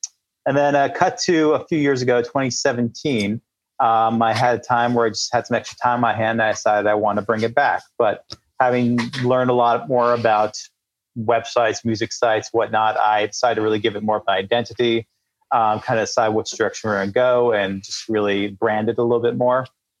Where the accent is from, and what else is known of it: California, United States